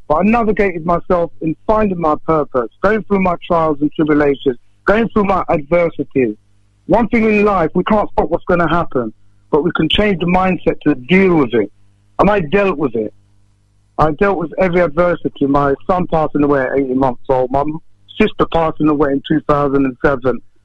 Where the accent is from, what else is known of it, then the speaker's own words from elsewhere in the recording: Northampton, East Midlands, United Kingdom; growing up in Northampton many years ago